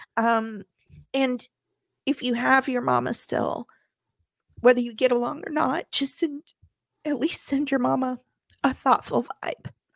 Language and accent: English; Midwest, United States; I come from the Midwest